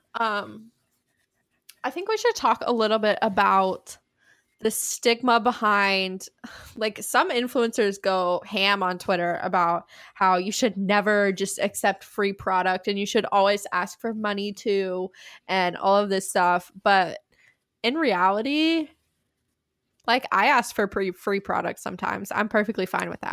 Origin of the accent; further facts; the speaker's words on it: East Tennessee, United States; I'm just from East Tennessee